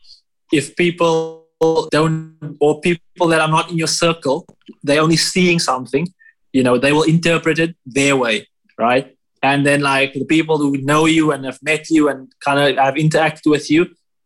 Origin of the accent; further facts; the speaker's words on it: South Africa; I'm South African